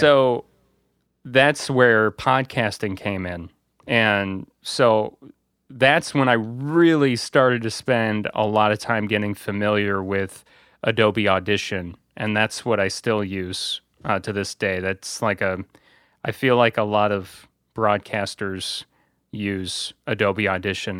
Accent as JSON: {"language": "English", "area": "Bourbonnais", "region": "Illinois", "country": "United States", "tie": "born or raised there", "said": "I work at a, a small, uh, radio station company in my hometown area of Bourbon A, Illinois"}